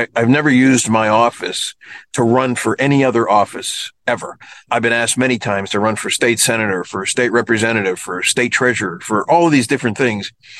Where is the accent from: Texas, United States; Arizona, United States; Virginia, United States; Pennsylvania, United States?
Pennsylvania, United States; Kennedy Township; It's called Kennedy Township. It's near the airport, towards the airport. And I've been born and raised there my whole life.